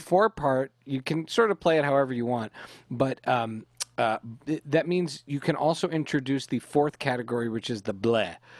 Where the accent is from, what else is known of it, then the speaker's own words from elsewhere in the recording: Canada; Lily, Becky, and I were raised in Canada